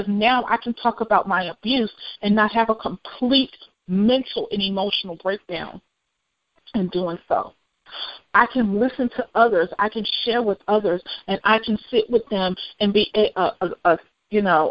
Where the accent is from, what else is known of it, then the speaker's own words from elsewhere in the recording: United States; I'm African American